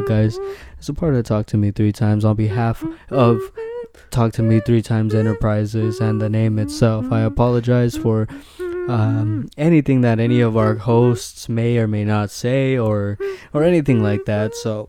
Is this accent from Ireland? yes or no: no; Liverpool, North West England, United Kingdom; I'm from Liverpool.